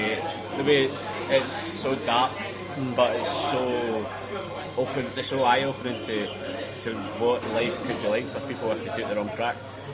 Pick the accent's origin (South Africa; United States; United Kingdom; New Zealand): United Kingdom; Ardrossan, Scotland; I'm from Ardrossan, which is about 35 miles from Greenock